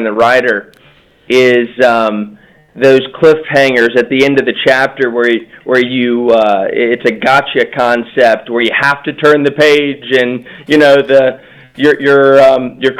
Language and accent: English; Cincinnati, Ohio, United States; I'm a lawyer from Cincinnati who now works in my family's business